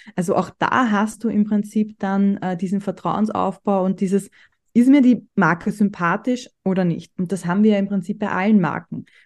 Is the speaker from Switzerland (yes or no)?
no; Austria; bei uns in Österreich